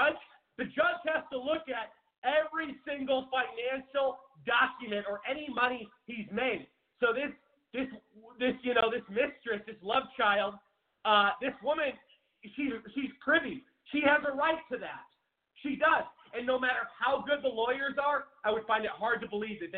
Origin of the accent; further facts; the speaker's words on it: Seattle, Washington, United States; moved away as an adult; now in Phoenix, United States; Seattle, my home. I've lived in Phoenix, Arizona for about 7 years now. And I'm from Seattle.